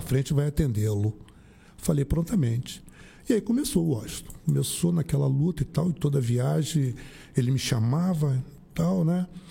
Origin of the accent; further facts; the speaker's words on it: Rio de Janeiro, Brazil; moved away as an adult; now in São Francisco de Itabapoana, Brazil; eu sou do Rio